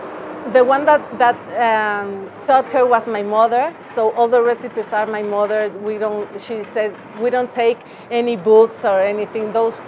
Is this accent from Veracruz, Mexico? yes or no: yes; Veracruz, Mexico; now in Mexico City, Mexico; we are from Veracruz and my father was from Michoacán.